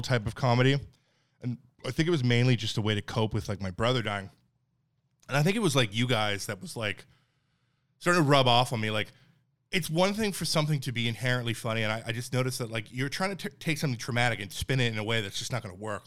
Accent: Newfoundland and Labrador, Canada; moved away; I'm from Newfoundland, Canada, like, pretty white trash

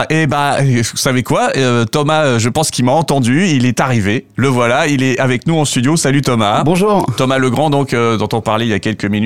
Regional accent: Reims, Grand Est, France; moved away as an adult; also born or lived in Bordeaux; Alors, je suis originaire de Reims.

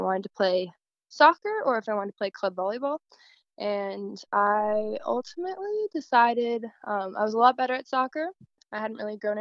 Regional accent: Tucson, Arizona, United States; also born or lived in Northfield, Minnesota; now in Wichita, United States; I grew up in Tucson, Arizona, and then we moved to Northfield, Minnesota for my dad's job

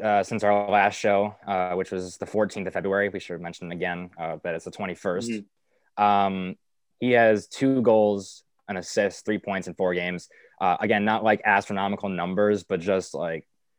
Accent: United States; I'm the American here.

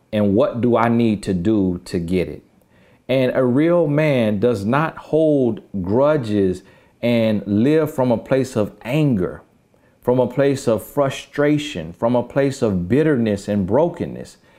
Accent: the South, United States; I'm from the South

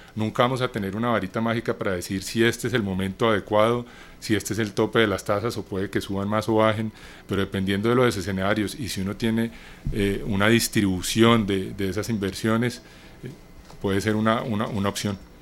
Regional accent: Colombia; amo el café como buen colombiano

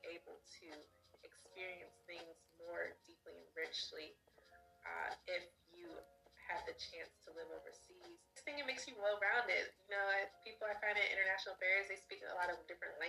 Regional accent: Baltimore, Maryland, United States; When I was growing up, I didn't travel. I'm from Baltimore, Maryland.

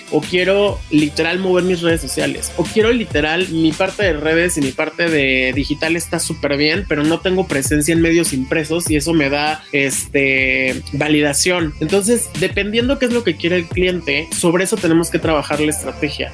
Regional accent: Mexicali, Baja California, Mexico; yo soy de Mexicali

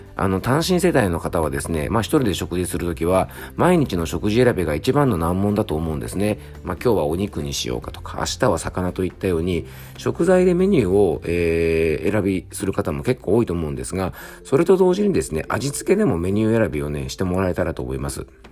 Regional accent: Yamanashi, Japan; 僕の地元山梨

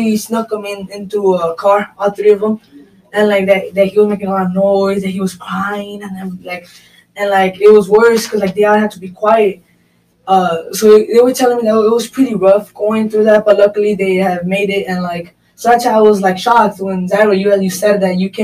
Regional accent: Chicago, Illinois, United States; I was born here in America

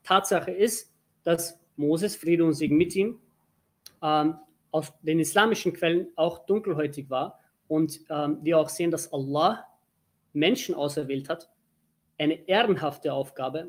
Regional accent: Turkey; Ich bin Türke

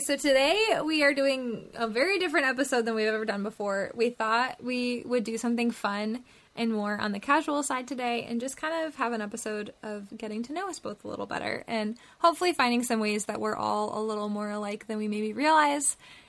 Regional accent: Massachusetts, United States; moved away as an adult; now in Pennsylvania, United States; I'm from Massachusetts and I live in Pennsylvania now and I have for 8 years. But I haven't lived in Massachusetts actually in like 11 years.

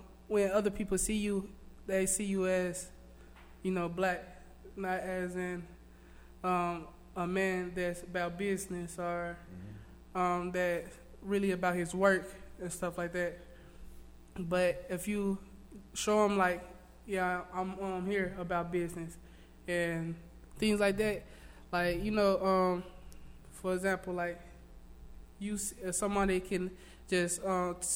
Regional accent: North Little Rock, Arkansas, United States; I'm from North Little Rock, Arkansas, you know, over the bridge, over the water.

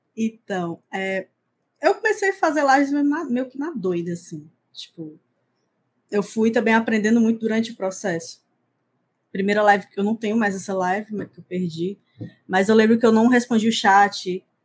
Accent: Fortaleza, Ceará, Brazil; eu sou de Fortaleza, nasci em Fortaleza, moro aqui até hoje

